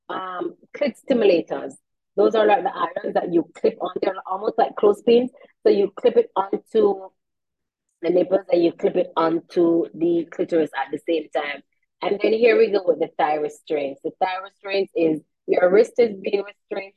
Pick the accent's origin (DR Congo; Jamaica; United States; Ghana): Jamaica